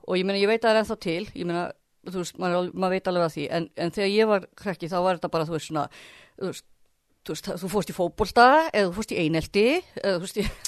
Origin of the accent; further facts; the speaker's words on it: Kópavogur, Capital Region, Iceland; ég er alveg upp í Kópavóinum í Östubænum